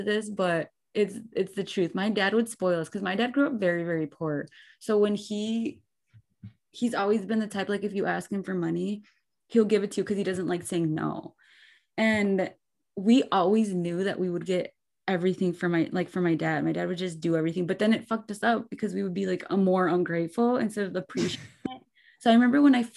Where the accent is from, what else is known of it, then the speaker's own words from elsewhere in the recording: Muskego, Wisconsin, United States; I grew up in Muskego